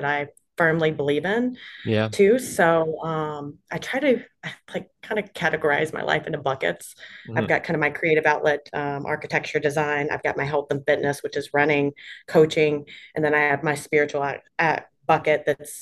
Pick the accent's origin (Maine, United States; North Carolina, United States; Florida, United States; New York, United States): North Carolina, United States; Charlotte; I live in Charlotte, North Carolina. That's where I'm originally from. It's my hometown.